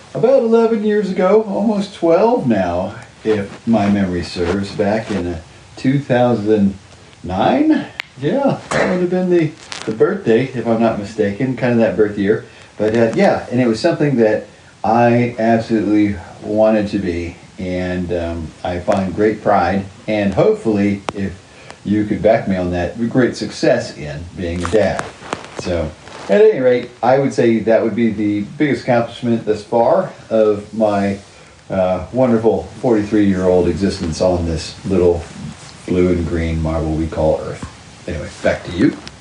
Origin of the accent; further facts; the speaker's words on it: Oklahoma City, Oklahoma, United States; also born or lived in Calgary, Alberta, Canada / Saskatoon, Saskatchewan, Canada; I grew up in Oklahoma, but I played all my hockey after I graduated high school in Canada